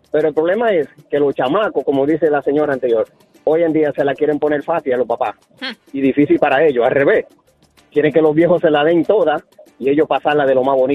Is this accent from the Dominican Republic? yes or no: yes; Dominican Republic; yo soy dominicano.